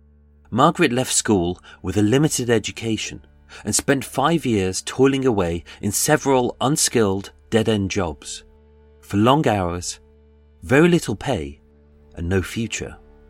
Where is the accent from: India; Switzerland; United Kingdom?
United Kingdom; Birmingham, West Midlands; I'm a Brummie